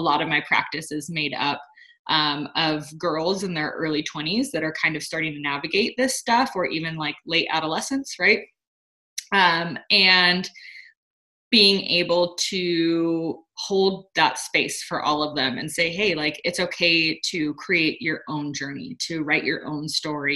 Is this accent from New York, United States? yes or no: no; Sonora, California, United States; moved away; I'm in my hometown right now, I'm in Sonora